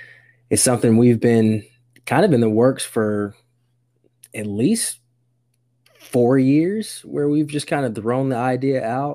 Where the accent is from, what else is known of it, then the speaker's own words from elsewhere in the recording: Fort Campbell, Kentucky, United States; also born or lived in Germany; Born in Germany, moved around the country. And I say I'm from Kentucky because I spent most of my life there as an adolescent through high school.